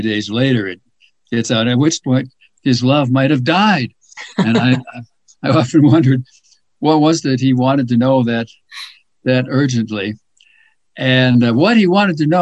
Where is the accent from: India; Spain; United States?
United States; Chicago, Illinois; as a kid growing up in the Chicago area